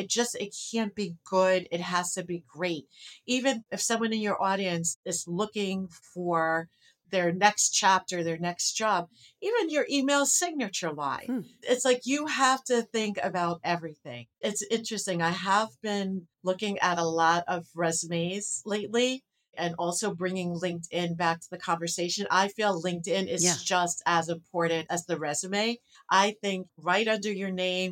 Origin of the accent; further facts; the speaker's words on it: New York City, New York, United States; also born or lived in New City, Rockland County, New York; I was born in Brooklyn